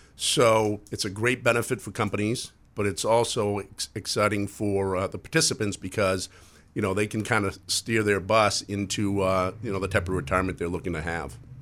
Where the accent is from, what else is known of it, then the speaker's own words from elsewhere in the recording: Lewiston, Maine, United States; moved away as an adult; also born or lived in New York; I'm originally from Maine, so, uh, Lawson Auburn boy